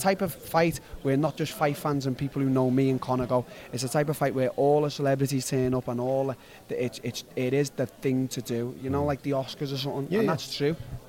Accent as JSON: {"language": "English", "town": "Liverpool", "region": "North West England", "country": "United Kingdom", "tie": "born or raised there", "said": "I'm a kid from Liverpool."}